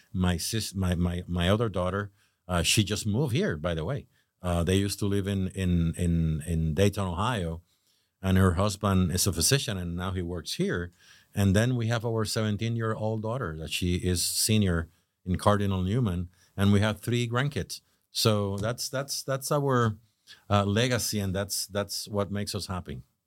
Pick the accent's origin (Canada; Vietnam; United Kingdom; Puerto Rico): Puerto Rico; moved away as an adult; now in Jupiter, United States; I was born in Puerto Rico